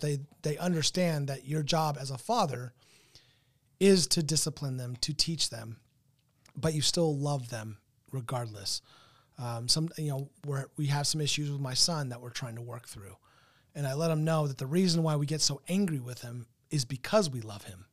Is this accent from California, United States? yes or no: yes; Southern California, United States; moved away; I come from Southern California.